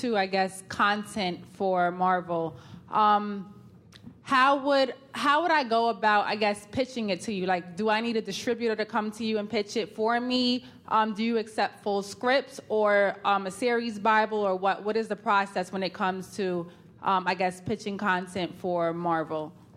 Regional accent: New York, United States; I am from New York.

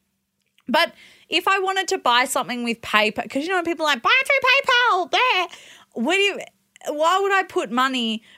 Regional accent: Australia; Australian is my first language

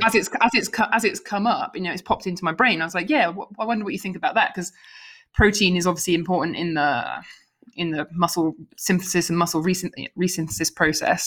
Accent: United Kingdom; now in United States; living in America but being a Brit.

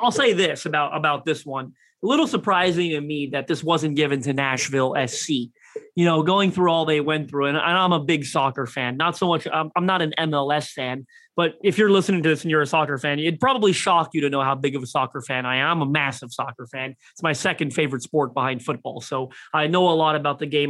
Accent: Toronto, Ontario, Canada; I'm from Toronto, Canada.

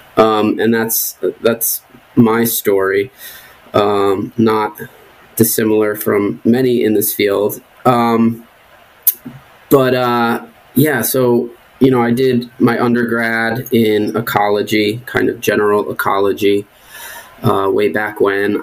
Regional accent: New Jersey, United States; moved away as an adult; also born or lived in Cape Cod / southern New England; I grew up in New Jersey for the most part

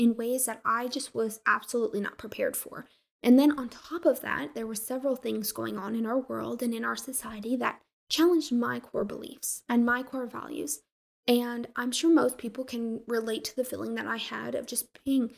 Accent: Colorado, United States; moved away as an adult; I'm from Colorado, and I'm this crazy, wild Westerner

